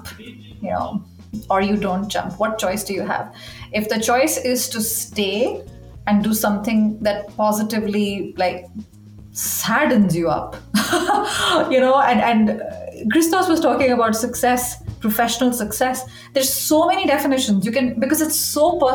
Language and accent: English; India; moved away as an adult; also born or lived in Uruguay / Chile / Belgium; started out in India, which is where I'm from, which you can probably detect from my accent